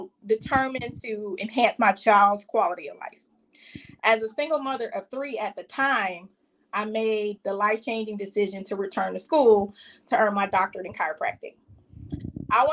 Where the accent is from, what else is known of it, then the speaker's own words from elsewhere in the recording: Savannah, Georgia, United States; I hail from Savannah, Georgia.